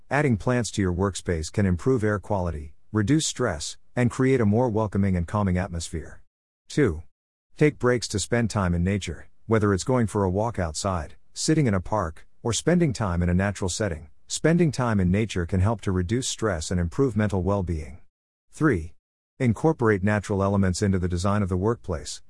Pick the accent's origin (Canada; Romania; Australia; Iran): Australia; As an Australian business coach and speaker